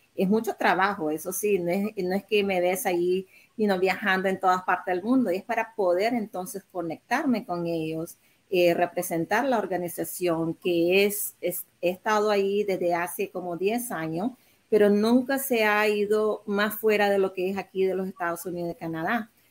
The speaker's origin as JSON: {"language": "Spanish", "country": "Nicaragua", "tie": "born or raised there", "moved": "yes", "lives_now": "United States", "said": "mis padres son chinos, pero yo nací allá en Nicaragua"}